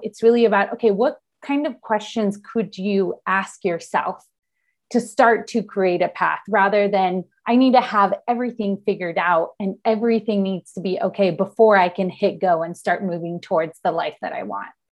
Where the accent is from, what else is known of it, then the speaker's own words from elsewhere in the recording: Argentina; now in San Diego, United States; I'm based in San Diego, California. Um, I'm originally from Argentina and I moved here